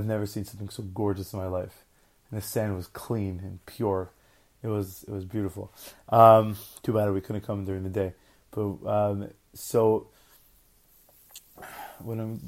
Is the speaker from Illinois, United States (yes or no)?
no; New York, United States; also born or lived in Los Angeles; I grew up in New York